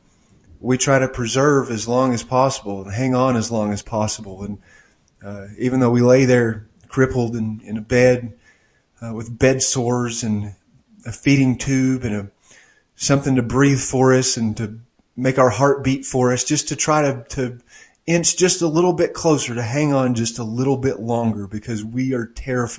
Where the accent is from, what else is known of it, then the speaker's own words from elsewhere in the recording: Maryville, United States; moved away; I rarely go back to my hometown of Maryville